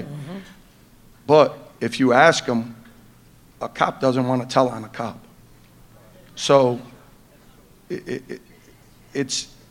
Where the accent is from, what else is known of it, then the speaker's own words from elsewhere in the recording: Detroit, Michigan, United States; we're from the east side of Detroit